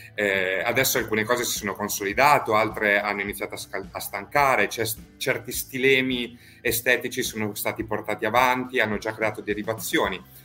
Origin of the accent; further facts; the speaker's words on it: Emilia-Romagna, Italy; now in Rome, Italy; qui a Roma, dove poi noi operiamo, anche se io in realtà sono emiliano